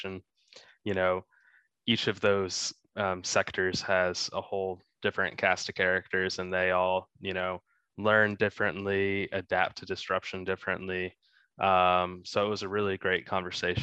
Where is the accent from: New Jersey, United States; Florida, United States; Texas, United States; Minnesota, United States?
Texas, United States; growing up, my dad was a football coach and I grew up in Texas